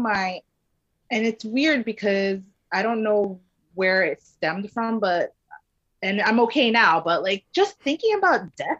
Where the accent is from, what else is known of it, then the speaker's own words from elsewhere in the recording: Philippines; Yes, I'm Filipino, and my favorite dish from my dad is called kare kare